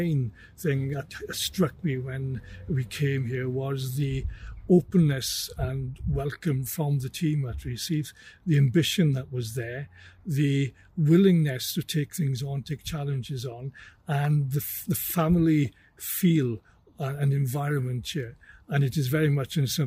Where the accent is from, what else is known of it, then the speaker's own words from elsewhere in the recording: West Wales, United Kingdom; moved away as an adult; also born or lived in Aberystwyth / Carmarthenshire / Hampshire; I'm a farmer's son from West Wales, from a fairly large dairy farm there, one of seven children